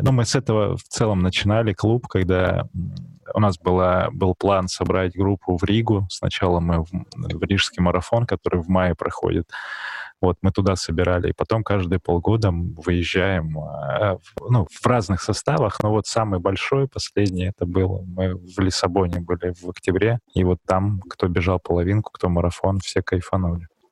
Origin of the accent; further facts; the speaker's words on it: Barnaul, Altai Krai, Russia; я же сам из Барнаула